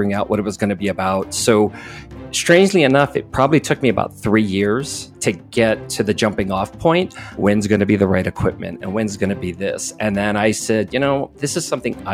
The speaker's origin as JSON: {"language": "English", "region": "Hawaii", "country": "United States", "tie": "born or raised there", "said": "I grew up in a real small town in Hawaii"}